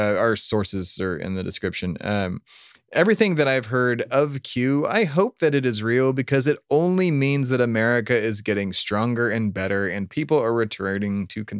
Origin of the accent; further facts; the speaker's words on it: New Jersey, United States; born there; I was born in Jersey, but that doesn't necessarily make me from Jersey.